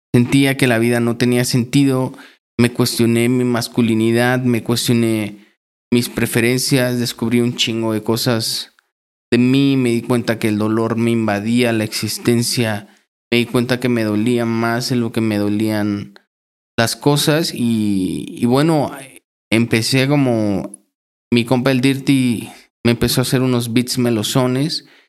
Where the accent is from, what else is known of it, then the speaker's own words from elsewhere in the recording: Chignahuapan, Puebla, Mexico; Estuve trabajando en un bachillerato allá en mi ciudad, en Chignahuapan